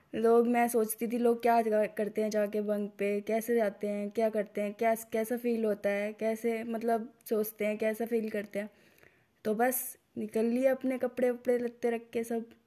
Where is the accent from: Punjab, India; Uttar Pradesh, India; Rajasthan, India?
Uttar Pradesh, India; UP; हमारी भाषा में यूपी की भाषा में